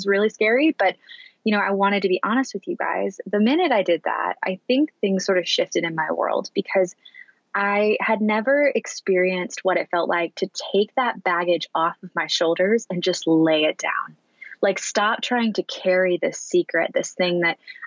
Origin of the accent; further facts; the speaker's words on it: Annapolis, Maryland, United States; now in San Francisco, United States; my hometown of Annapolis